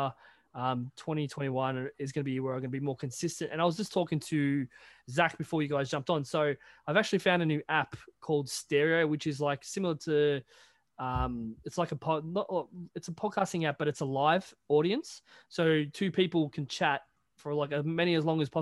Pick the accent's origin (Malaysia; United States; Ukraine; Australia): Australia; I'm Australian